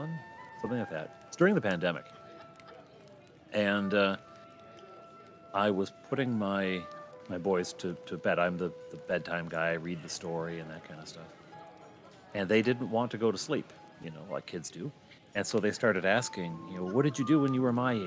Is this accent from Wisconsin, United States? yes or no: yes; Janesville, Wisconsin, United States; my hometown, Janesville, Wisconsin